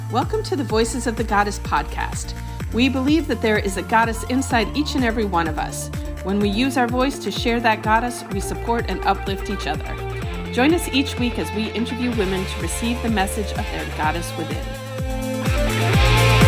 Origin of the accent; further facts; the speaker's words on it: Wisconsin, United States; also born or lived in Florida; now in Fort Lauderdale, United States; I'm originally from Wisconsin, a good a good old Midwestern girl, and but I've lived down in Florida for 20 plus years